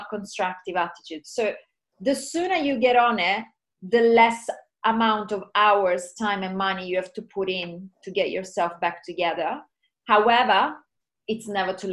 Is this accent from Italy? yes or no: yes; Sicily, Italy; I'm from Sicily in Italy